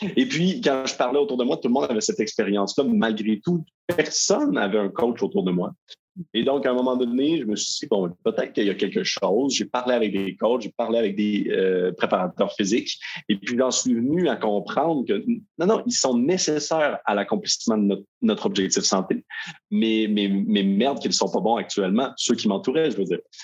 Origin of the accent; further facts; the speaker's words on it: Quebec, Canada; je viens du Québec et non de la France, comme mon léger accent peut le dénoter